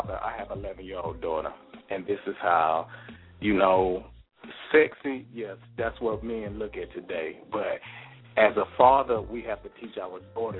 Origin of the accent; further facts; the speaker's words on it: Columbus, Mississippi, United States; I've been in the Army 21 years. I'm from Columbus, Mississippi